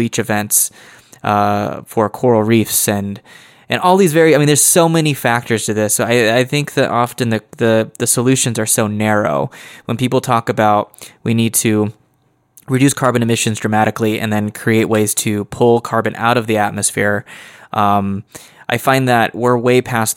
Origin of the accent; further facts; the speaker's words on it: United States; speaking as an American